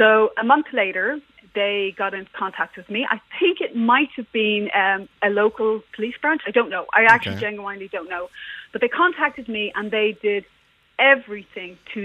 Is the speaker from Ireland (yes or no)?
yes; Ireland; moved away; also born or lived in England; I am Irish, and yeah, I'm actually moved back to Ireland